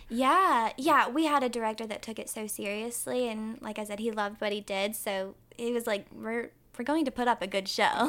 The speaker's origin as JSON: {"language": "English", "town": "Winston-Salem", "region": "North Carolina", "country": "United States", "said": "I'm from Winston-Salem, North Carolina"}